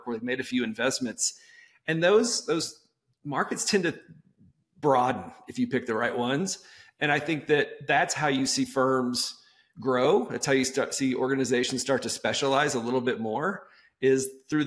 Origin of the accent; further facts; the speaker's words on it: Texas, United States; I'm from Texas